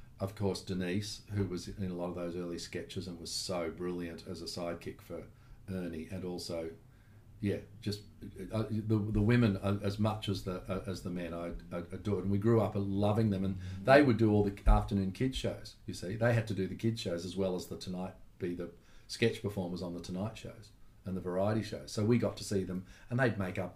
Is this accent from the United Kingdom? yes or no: no; Melbourne, Victoria, Australia; Growing up in Melbourne was really, I was really blessed growing up in Melbourne